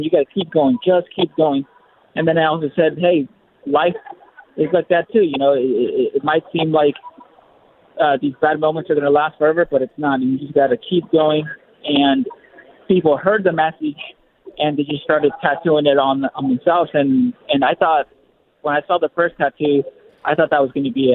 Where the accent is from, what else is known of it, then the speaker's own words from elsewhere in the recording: Southern California, United States; moved away as an adult; I'm from Southern California